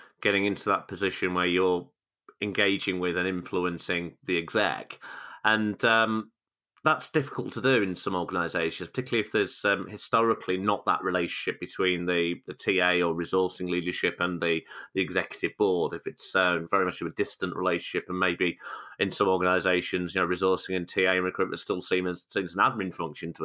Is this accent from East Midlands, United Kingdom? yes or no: yes; Loughborough, East Midlands, United Kingdom; my hometown of Loughborough